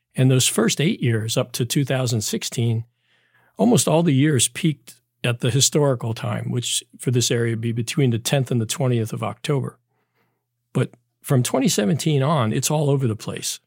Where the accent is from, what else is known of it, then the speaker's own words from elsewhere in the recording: Maryland, United States; now in North Carolina, United States; I grew up in Maryland